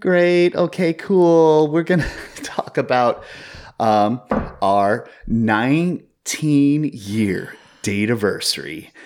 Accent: Seattle, Washington, United States; growing up in the Seattle area in the early two thousands

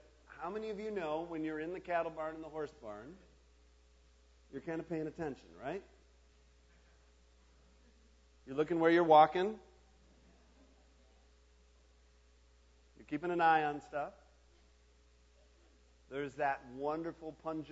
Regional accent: Chicago, Illinois, United States; moved away; I'm from Chicago

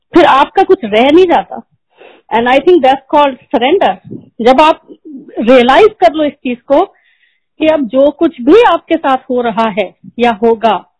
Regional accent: Prayagraj, Uttar Pradesh, India; moved away; also born or lived in Delhi / United Kingdom / Gurgaon; मैं और मेरे अंकल हम दोनों अलाहाबाद से हैं

